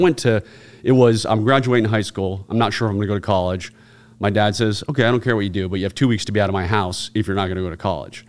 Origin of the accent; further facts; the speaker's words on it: Virginia, United States; Virginia, where I'm born and raised